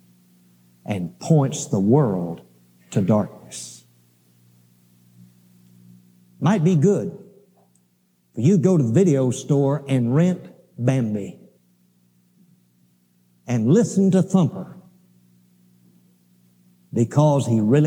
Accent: Alabama, United States; I grew up in Alabama

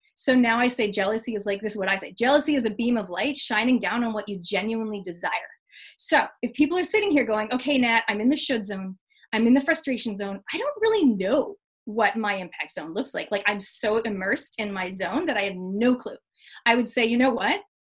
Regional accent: Canada; moved away; I'm originally from Canada

